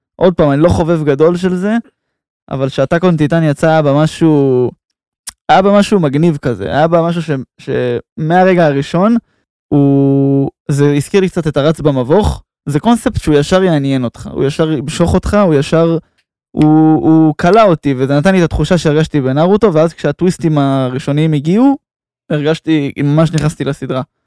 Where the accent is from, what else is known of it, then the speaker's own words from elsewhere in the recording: Israel; אנחנו בתור ישראלים